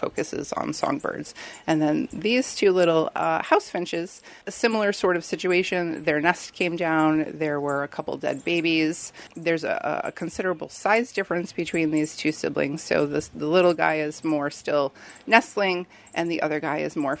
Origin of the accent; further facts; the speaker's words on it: Connecticut, United States; also born or lived in Maine; when I came back home from Maine to Connecticut